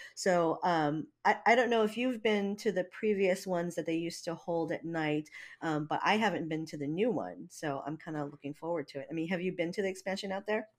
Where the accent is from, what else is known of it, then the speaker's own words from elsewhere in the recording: Hawaii, United States; now in Washington, United States; I'm not from here, you know, I mean, I'm from Hawaii